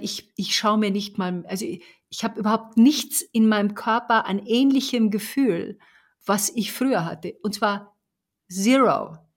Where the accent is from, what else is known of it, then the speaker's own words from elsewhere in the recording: Bavaria, Germany; ich komme aus Bayern